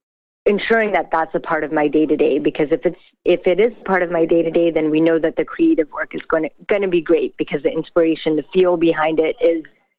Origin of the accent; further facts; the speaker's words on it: Brampton, Ontario, Canada; growing up in Brampton, I was surrounded by different fabrics and textiles from all the different communities that live in Brampton.